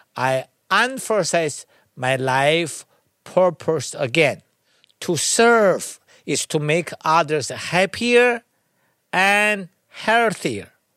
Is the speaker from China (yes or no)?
yes; China; moved away; I was born in China. I studied to learn and practice Tai Chi at a young age of six